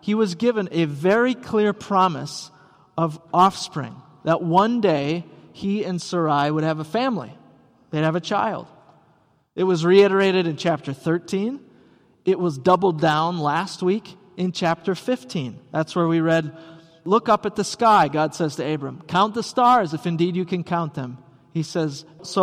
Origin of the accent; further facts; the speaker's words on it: Rice Lake, Wisconsin, United States; now in Elk River, United States; growing up in Rice Lake, Wisconsin